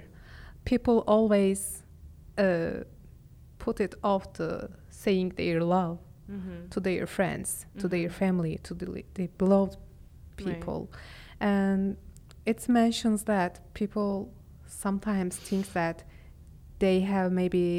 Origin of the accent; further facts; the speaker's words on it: Istanbul, Turkey; accent: Istanbul Turkish; English is a second language; I am from Istanbul. And I am speaking Istanbul Turkish.